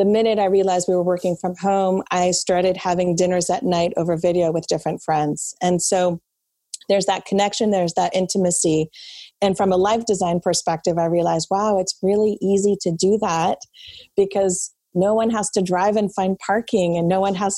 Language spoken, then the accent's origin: English; France; moved away; I was actually born and raised in France.